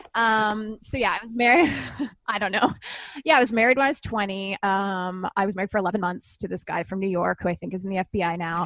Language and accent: English; Canada; I'm Canadian